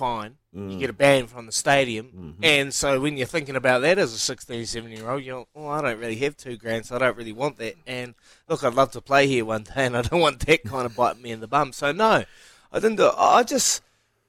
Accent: Hawke's Bay, New Zealand; I'm from the Bay

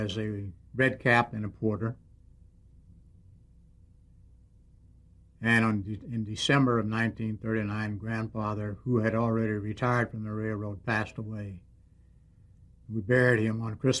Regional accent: Cheyenne, Wyoming, United States; also born or lived in Clarinda, Iowa; I was born and raised in Cheyenne, Wyoming

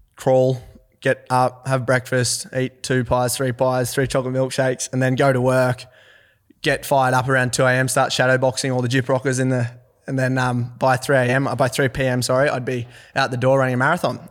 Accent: Forbes, New South Wales, Australia; also born or lived in Orange, New South Wales; I'm from Forbes, New South Wales.

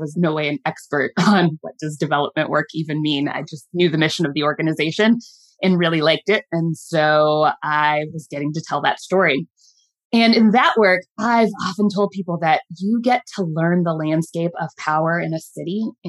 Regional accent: Midwest, United States; now in Baltimore, United States; learn the city of Baltimore and the state of Maryland, because I was a transplant from the Midwest.

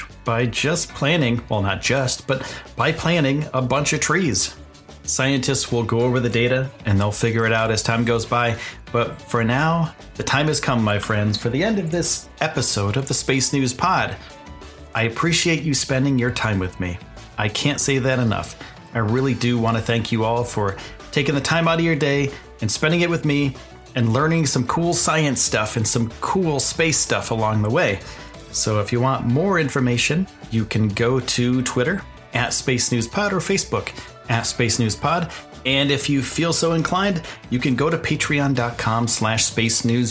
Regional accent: eastern United States, East Coast, United States; I'm from the United States. I'm from the eastern side of the United States

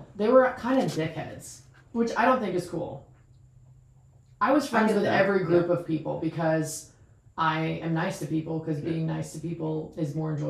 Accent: North Carolina, United States; also born or lived in Canada; I'm from North Carolina. I'm actually Canadian, but I was raised in North Carolina.

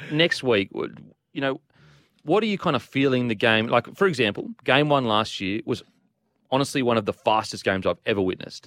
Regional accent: Queensland, Australia; as a Queenslander

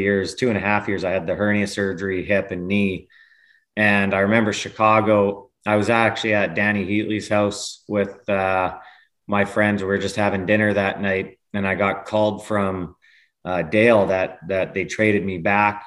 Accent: Lethbridge, Alberta, Canada; I'm born and raised in Lethbridge, which is an hour and a half away from Calgary

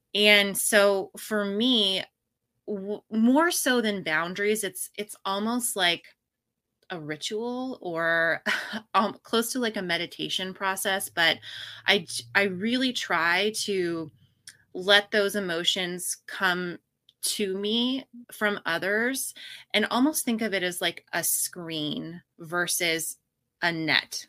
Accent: Pacific Northwest, United States; now in Austin, United States; I was born and raised in the Pacific Northwest

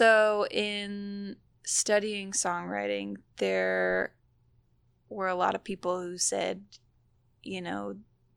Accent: Portugal; moved away as an adult; now in Charlotte, United States; I grew up in Portugal

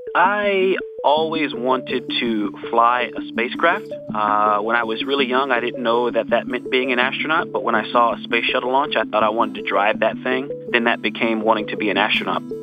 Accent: California, United States; I was born in California and people can say I'm a Californian

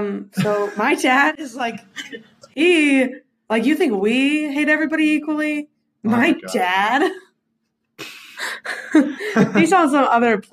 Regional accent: Central Indiana, United States; I'm from Central Indiana.

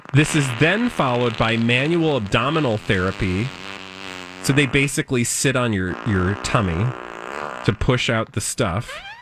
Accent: outside of Chicago, Illinois, United States; I grew up outside of Chicago, we had green bean casserole.

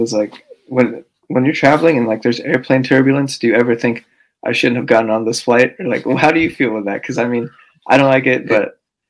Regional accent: San Francisco, California, United States; also born or lived in Daly City; I'm from San Francisco. I live in like the town next to a Daly City, but basically almost.

